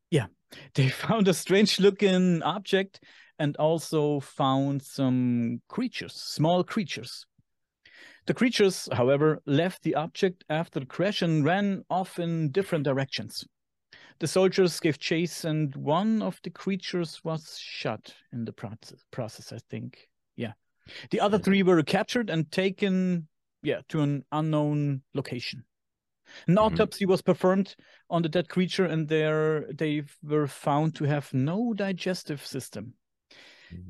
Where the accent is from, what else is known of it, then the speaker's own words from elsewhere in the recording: Germany; accent: German; English is a second language; my German accent